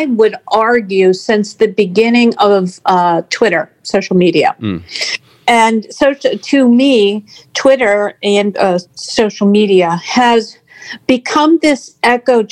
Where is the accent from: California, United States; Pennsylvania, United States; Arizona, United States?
Pennsylvania, United States; Pittsburgh; I grew up and live in the Paris of Appalachia